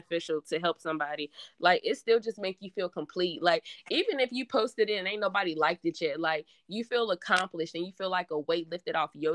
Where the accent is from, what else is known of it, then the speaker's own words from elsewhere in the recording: Danville, Virginia, United States; I'm from Danville, Virginia. Okay. And I'm still currently in the same place